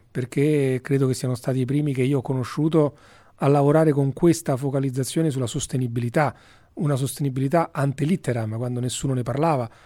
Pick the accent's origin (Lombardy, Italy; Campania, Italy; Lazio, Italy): Lazio, Italy; Rome; io sono romano, forse si sente dall'accento, sono del 69 appunto